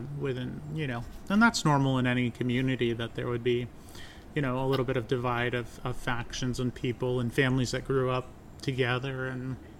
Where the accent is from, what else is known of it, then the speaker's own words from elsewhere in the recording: North Adams, Massachusetts, United States; We're here in North Adams, Massachusetts, my hometown